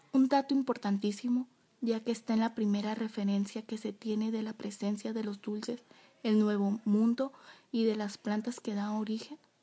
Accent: Mexico; nos representa a todos como mexicano

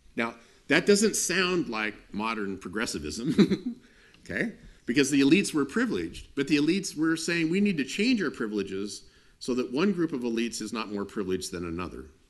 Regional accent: United States; i grew up in the United States

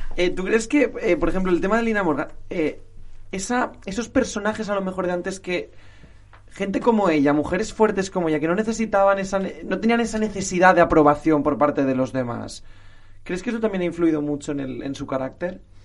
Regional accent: Valencian Community, Spain; yo soy valenciano

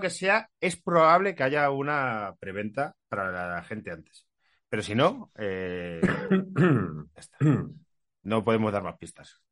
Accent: Castile and León, Spain; also born or lived in Tarragona; now in Madrid, Spain; como castellano soy

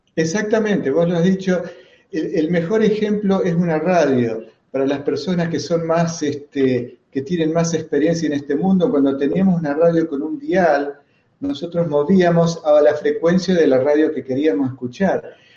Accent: Argentina; soy argentino

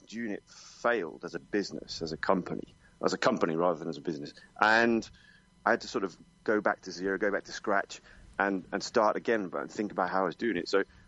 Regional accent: United Kingdom; moved away as an adult; now in Spain; I've spent basically all of my adult life outside of the UK, so and in Spanish most of it, so a kind of a mix at this point

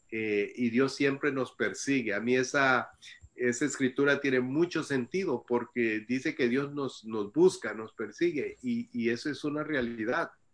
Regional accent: El Salvador; moved away; also born or lived in Costa Rica / United States; yo nací en El Salvador y, a temprana edad de, yo salí del Salvador

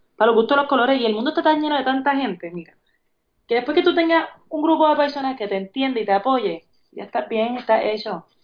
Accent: Puerto Rico; Yo soy de Puerto Rico, yo he decidido estar en Puerto Rico y representar a Puerto Rico

